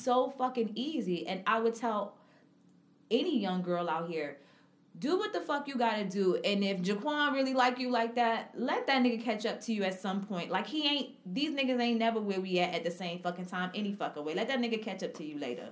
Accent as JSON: {"language": "English", "town": "New York City", "region": "New York", "country": "United States", "tie": "born or raised there", "said": "I'm from Harlem"}